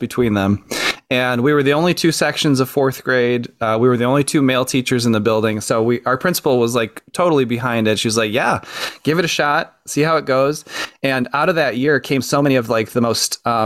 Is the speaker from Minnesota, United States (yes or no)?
no; Michigan, United States; I was born and raised in Michigan